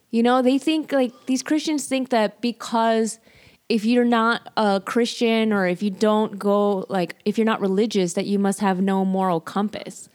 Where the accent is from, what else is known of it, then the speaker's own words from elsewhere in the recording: Chicago, Illinois, United States; I'm from Chicago